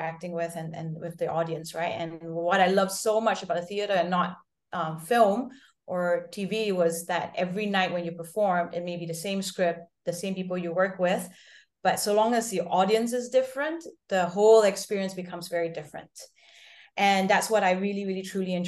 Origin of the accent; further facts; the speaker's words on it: Singapore; also born or lived in Lausanne; I'm Singaporean, born and bred.